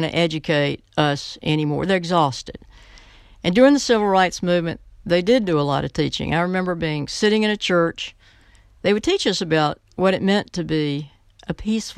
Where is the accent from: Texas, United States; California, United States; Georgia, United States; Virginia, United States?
Virginia, United States; Roanoke; also born or lived in Windy Gap Mountain, Virginia; I grew up in Virginia from a small town, Windy Gap Mountain. My mother wanted to upscale us, so she moved us into the city of Roanoke